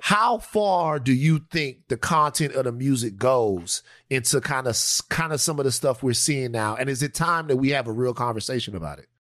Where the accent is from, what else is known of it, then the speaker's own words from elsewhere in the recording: Louisiana, United States; I'm from Louisiana